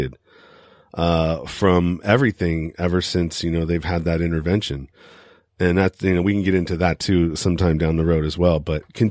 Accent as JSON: {"language": "English", "country": "United States", "said": "I'm from the United States"}